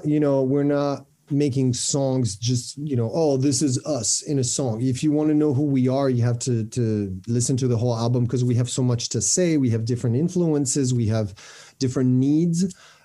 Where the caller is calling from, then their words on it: France; From France.